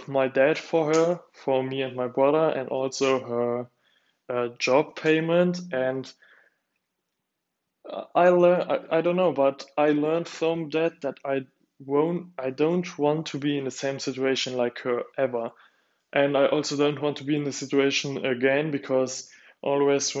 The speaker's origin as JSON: {"language": "English", "country": "Luxembourg", "moved": "yes", "lives_now": "Germany", "said": "my parents are divorced, and we are from Luxembourg"}